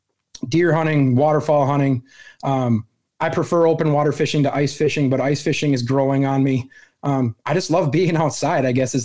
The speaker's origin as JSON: {"language": "English", "region": "Wisconsin", "country": "United States", "tie": "born or raised there", "said": "So I born and raised in Wisconsin, lived here my whole life, over three decades."}